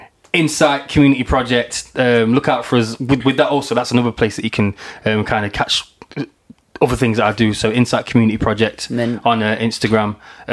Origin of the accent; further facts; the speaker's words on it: Nottingham, East Midlands, United Kingdom; I come from Nottingham